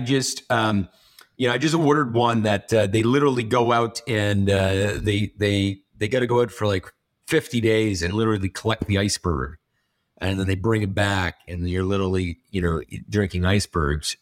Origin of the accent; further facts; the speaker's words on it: Canada; I'm from, I'm Canadian